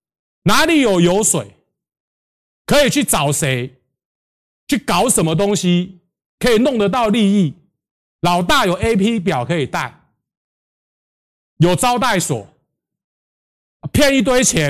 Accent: Taiwan; 我们都是台湾人，都是为了台湾。

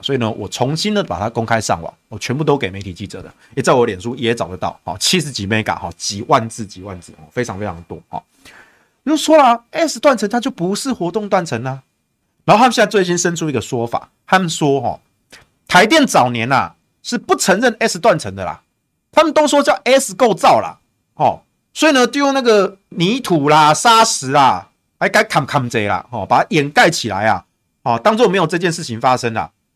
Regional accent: Taichung, Taiwan; 所以我自己身为台中人啊，你知道我们台中有中火，然后我们又有台中港

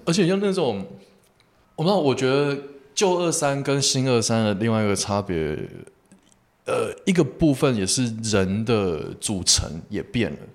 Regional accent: Taipei, Taiwan; now in Kaohsiung, Taiwan; 那台北人嘛

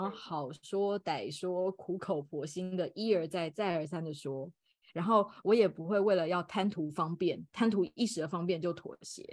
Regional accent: Taipei, Taiwan; 我是，呃，土生土长的台北人，然后现在也是一位家庭主妇，有一个五岁的小暖男

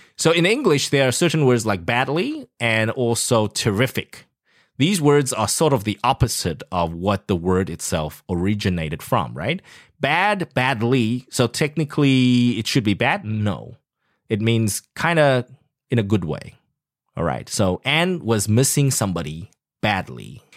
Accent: South Africa; now in Taiwan; I grew up in South Africa

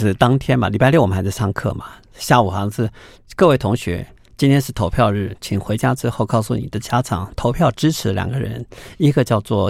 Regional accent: Taipei, Taiwan; 我在美都丽长大的，我在看美都丽的电影，那时候还是两层楼的水泥建筑。

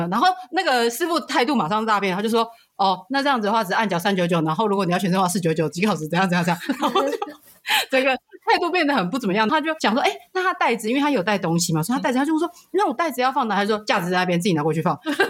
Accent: Taiwan; 所以我们台湾人被台湾人自己歧视。

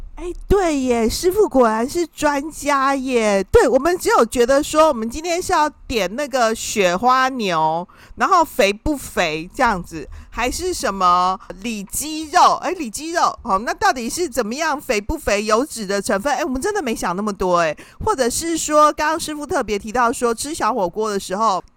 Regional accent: Taiwan; 因为我们台湾人呢，啊，其实。是一个平民美食的天堂啊！

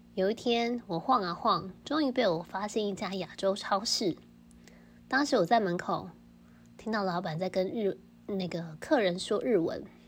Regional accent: Taiwan; 我是台湾人

